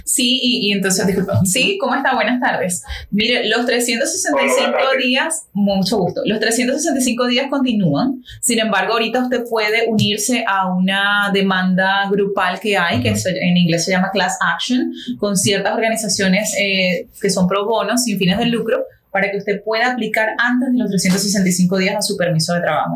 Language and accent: Spanish; Cuba; now in Miami, United States; vivo acá en Miami, en Miami-Dade, en la y soy cubano